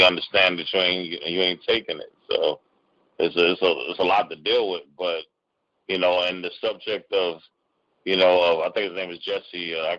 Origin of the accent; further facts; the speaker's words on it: Cleveland, Ohio, United States; also born or lived in Washington, D.C.; I was born in D.C. I was brought up in Cleveland, though, and when I moved to Cleveland, the area that I was in was, you know, predominantly a white area that didn't like black people.